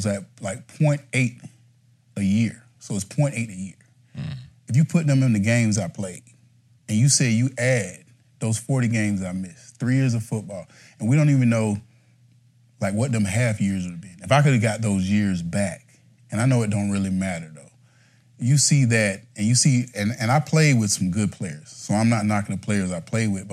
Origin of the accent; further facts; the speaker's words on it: Timmonsville, South Carolina, United States; moved away; I came from Timbersville, South Carolina. Small town. Population 1,000